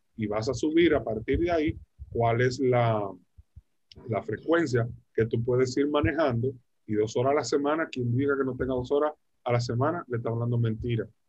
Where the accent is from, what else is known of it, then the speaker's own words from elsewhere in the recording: Dominican Republic; en Dominicana, en mi país